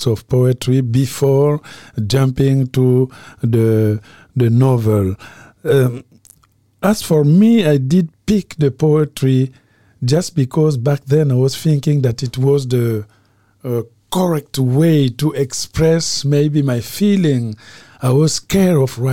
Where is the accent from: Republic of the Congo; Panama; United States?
Republic of the Congo; moved away; from Congo-Brazzaville, novelist and professor at UCLA